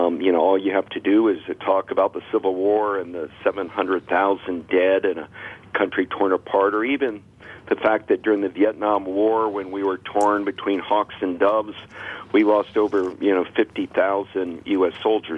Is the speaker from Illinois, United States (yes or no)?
no; Georgia, United States; born there; also born or lived in Louisiana; now in Texas, United States; When you live in the South like I do, I was born in Georgia, lived in Louisiana, I'm living in Texas now.